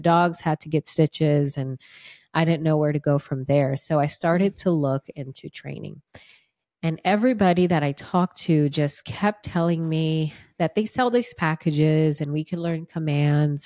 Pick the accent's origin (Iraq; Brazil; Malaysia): Brazil; English is a second language; moved away; I'm from Brazil. And I'm glad I'm throwing that out there because I do speak Portuguese